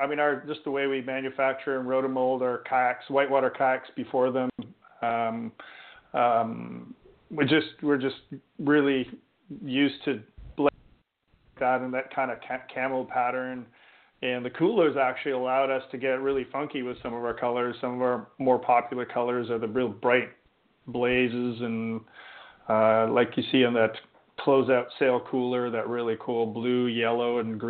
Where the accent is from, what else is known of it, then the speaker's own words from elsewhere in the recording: Canada; as a Canadian